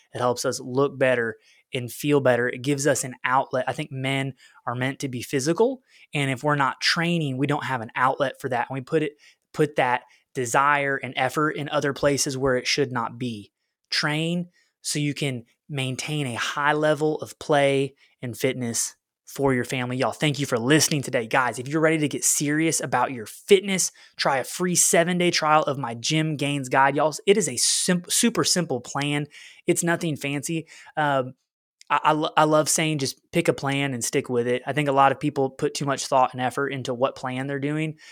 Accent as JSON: {"language": "English", "region": "Oklahoma", "country": "United States", "also_born_or_lived": "West Little Rock, Arkansas", "moved": "as an adult", "lives_now": "Little Rock, United States", "said": "We're both from Oklahoma, where, like, every house has a flat backyard"}